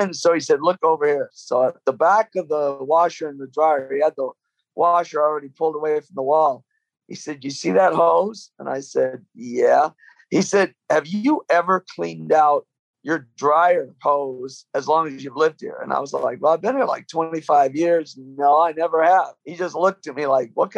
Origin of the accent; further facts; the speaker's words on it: Michigan, United States; also born or lived in London, England; I grew up with them in Michigan